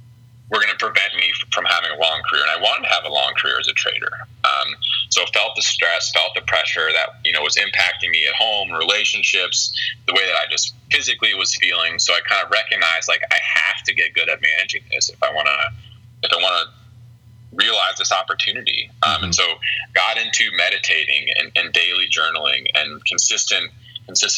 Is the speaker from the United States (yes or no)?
yes; Springfield, Ohio, United States; I'm from Springfield, Ohio